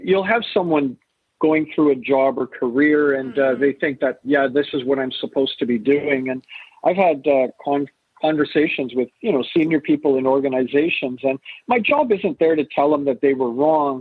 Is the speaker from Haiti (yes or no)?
no; Canada; also born or lived in England; born in England, raised in Canada